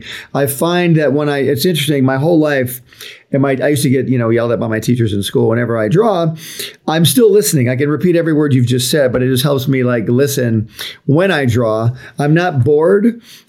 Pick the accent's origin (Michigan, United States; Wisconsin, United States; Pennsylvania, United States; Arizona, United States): Michigan, United States; Highland Park; I was born in Highland Park, Michigan, which is near Detroit